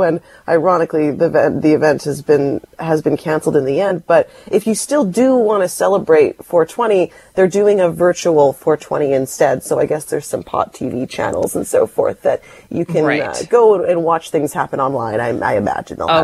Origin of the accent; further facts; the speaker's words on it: Delta, British Columbia, Canada; you and I both grew up in the suburbs. I grew up in North Delta